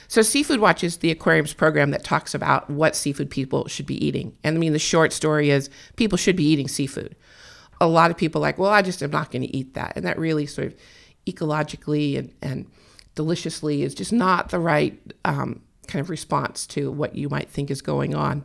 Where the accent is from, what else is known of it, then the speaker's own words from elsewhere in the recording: California, United States; I was born and raised in California